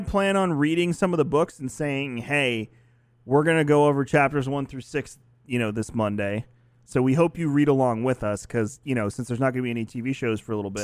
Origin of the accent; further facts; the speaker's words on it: New York, United States; I'm from New York